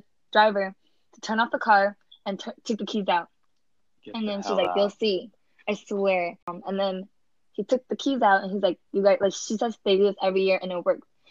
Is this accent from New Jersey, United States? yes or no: no; New York, United States; New York